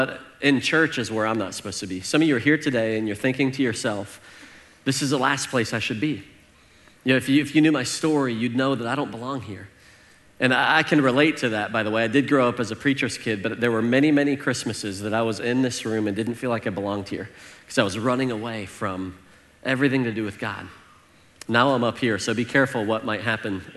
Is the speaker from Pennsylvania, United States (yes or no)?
no; Northern Illinois, United States; growing up in Northern Illinois.